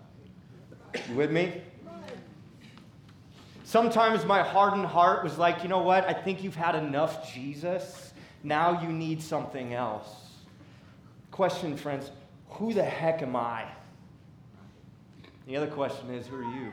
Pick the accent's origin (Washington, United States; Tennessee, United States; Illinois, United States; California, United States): Washington, United States; Seattle; also born or lived in St. Louis / Brooklyn, New York; now in Decatur, United States; I was born and raised in Seattle